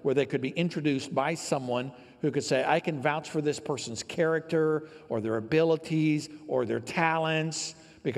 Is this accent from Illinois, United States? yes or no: yes; downstate Illinois, United States; I grew up here in Illinois